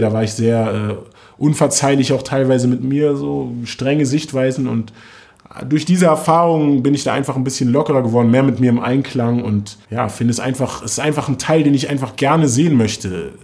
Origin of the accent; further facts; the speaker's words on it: Germany; wir sind beide in Morbid aufgewachsen